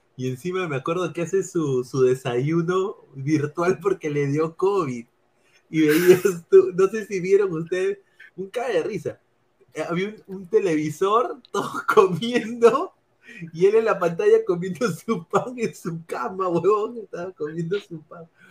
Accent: Lima, Peru; moved away; no vivo en Lima ahora, pero sí, sí soy limeño y obviamente quiero lo mejor para Lima

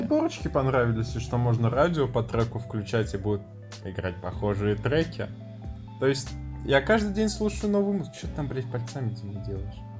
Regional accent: Tatarstan, Russia; Я татарин

